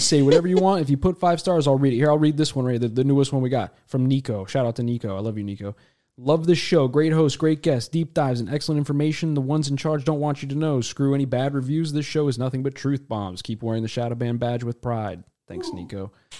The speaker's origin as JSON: {"language": "English", "country": "Nigeria", "said": "I am Nigerian."}